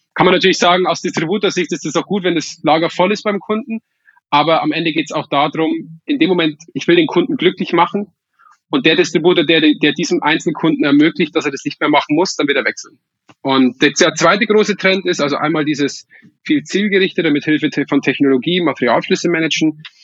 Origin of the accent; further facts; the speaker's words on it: Weiden in der Oberpfalz, Bavaria, Germany; moved away; ich komme ursprünglich aus Weiden